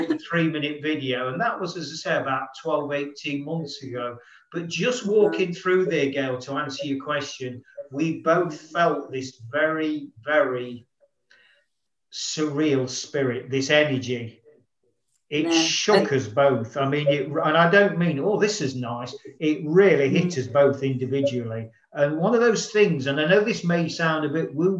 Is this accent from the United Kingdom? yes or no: yes; Nottingham, East Midlands, United Kingdom; moved away; formerly from my hometown in Nottingham in the UK